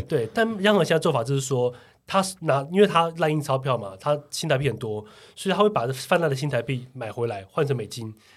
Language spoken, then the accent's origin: Chinese; Taiwan; 我们台湾人